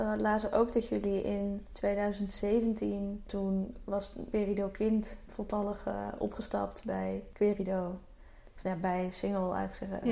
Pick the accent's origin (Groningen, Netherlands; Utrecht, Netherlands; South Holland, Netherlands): South Holland, Netherlands; Alphen aan den Rijn; ik ben ook opgegroeid in Alphen aan de Rijn